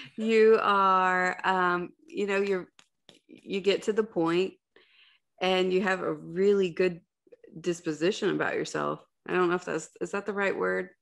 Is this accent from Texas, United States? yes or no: no; Ohio, United States; I'm from Ohio